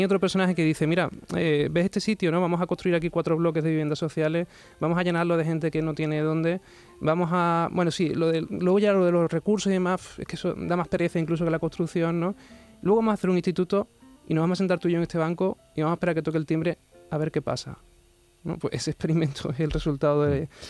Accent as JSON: {"language": "Spanish", "town": "Huelva", "region": "Andalusia", "country": "Spain", "tie": "born or raised there", "moved": "yes", "lives_now": "Sanlúcar de Barrameda, Spain", "said": "yo soy de Huelva, sí, pero me fui de una costa a la otra"}